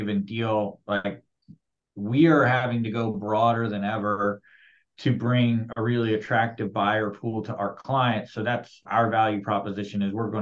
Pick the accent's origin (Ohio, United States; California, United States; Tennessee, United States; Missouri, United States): Ohio, United States; moved away as an adult; also born or lived in West Coast; I'm from Ohio and I lived out on the West Coast for 8 years